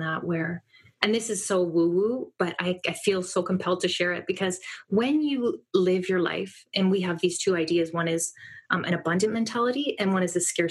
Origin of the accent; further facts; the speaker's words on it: just north of Toronto, Ontario, Canada; I'm in Canada. I'm just north of Toronto